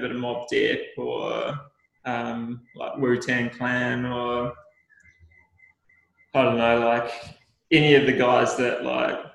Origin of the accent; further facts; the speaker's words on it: New Zealand; And I think that's like one of the great things about being a New Zealander is that we do have that real special cultural significance